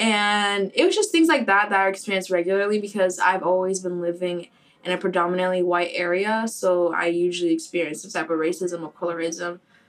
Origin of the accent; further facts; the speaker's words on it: Boca Raton, Florida, United States; Like, for me, especially, I grew up in Boca